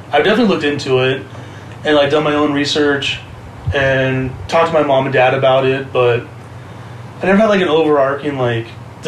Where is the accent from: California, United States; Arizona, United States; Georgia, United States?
California, United States; Huntington Beach; For the most part, it was fine, to be honest. There was obviously some like incidents, I guess, like that you run into, but it was also just mainly being at like punk shows in Orange County, to be honest.